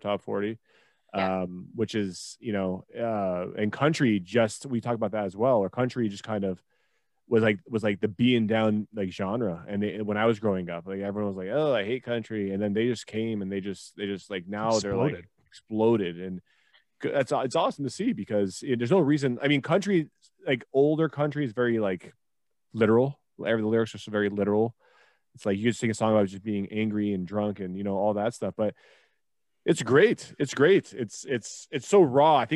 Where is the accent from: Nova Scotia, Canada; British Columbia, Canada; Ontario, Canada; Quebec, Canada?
Ontario, Canada; Toronto; I'm from Toronto